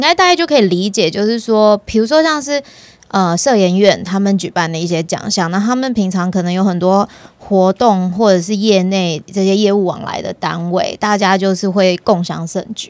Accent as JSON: {"language": "Chinese", "country": "Taiwan", "said": "从我们我台湾人的角度来看，我有时候就觉得很有趣。"}